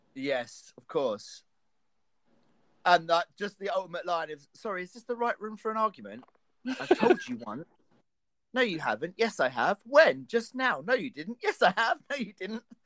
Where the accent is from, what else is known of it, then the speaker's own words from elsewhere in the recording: United Kingdom; I am a British person